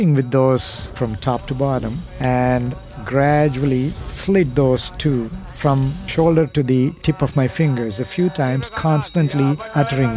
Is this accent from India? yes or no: yes; India; I was born in India in a small village called, abbreviated to Tinagar